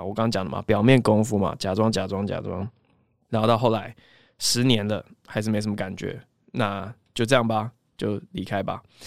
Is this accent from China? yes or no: no; Taiwan; also born or lived in Cambridge, Massachusetts, United States; 我后来离开了东岸嘛，我八岁就回台湾嘛